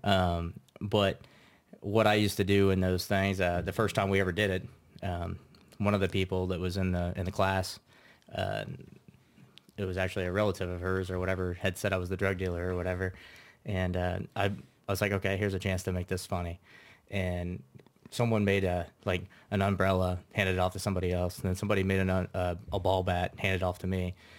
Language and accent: English; Troy, Kansas, United States; I'm originally from Troy, Kansas.